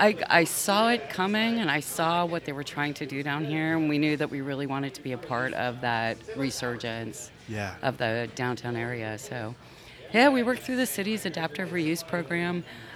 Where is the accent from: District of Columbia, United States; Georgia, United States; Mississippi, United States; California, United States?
District of Columbia, United States; Washington; now in Phoenix, United States; I grew up in Washington, D.C., and when I first moved to Phoenix